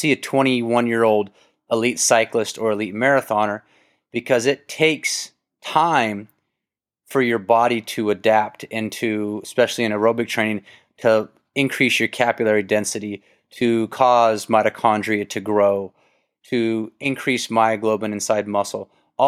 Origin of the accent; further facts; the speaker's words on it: Kentucky, United States; I grew up in Kentucky. We had tobacco barns.